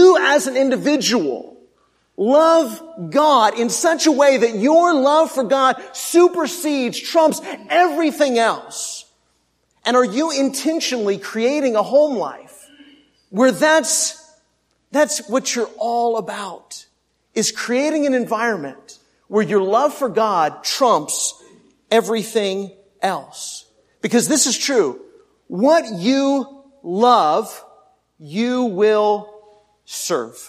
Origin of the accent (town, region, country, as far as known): Texas, United States